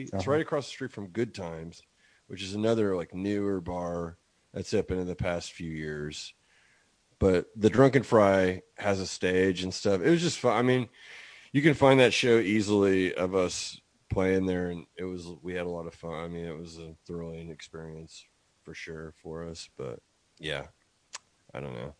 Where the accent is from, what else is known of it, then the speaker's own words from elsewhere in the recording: Oklahoma, United States; also born or lived in Illinois; I've lived Oklahoma most of my life. I was born in Illinois, but I'm from here.